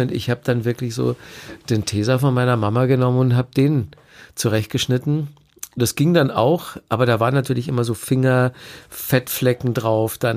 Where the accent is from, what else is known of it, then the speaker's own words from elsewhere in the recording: Bavaria, Germany; Ja, wir hatten ja nichts als Kinder in Bayern.